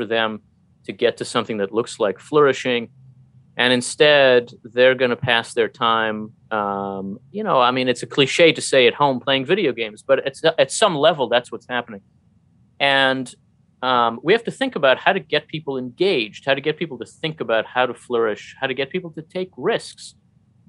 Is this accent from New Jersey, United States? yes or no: yes; New Jersey, United States; now in Maryland, United States; a foreign-born Jewish PhD. I grew up in New Jersey and live in Maryland